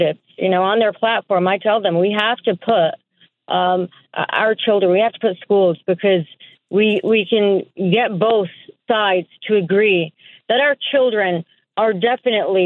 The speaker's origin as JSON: {"language": "English", "region": "New York", "country": "United States", "tie": "born or raised there", "said": "I am an American born and raised in New York."}